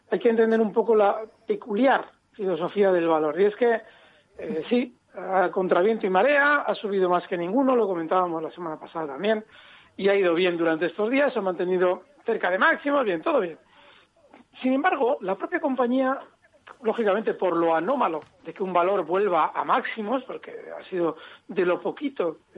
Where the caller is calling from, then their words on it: Lleida, Catalonia, Spain; de Lérida